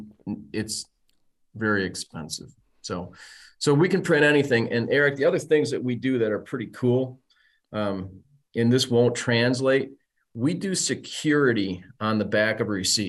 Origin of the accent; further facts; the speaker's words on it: Saginaw, Michigan, United States; also born or lived in Detroit; I was born in Detroit, raised in Saginaw